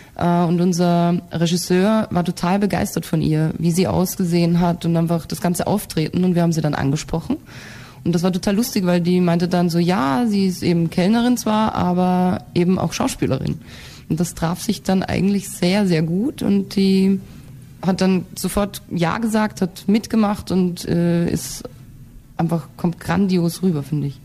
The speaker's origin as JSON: {"language": "German", "country": "Austria", "said": "wenn ich dann wieder nach Hause, nach Österreich kommen"}